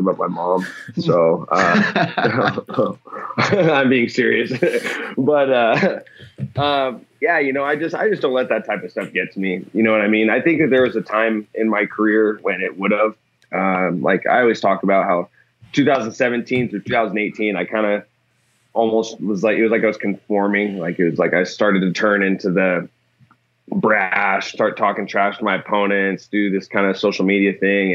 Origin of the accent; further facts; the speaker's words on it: Newport, Washington, United States; I grew up in Newport, Washington, which is like way north of here, pretty close to Canada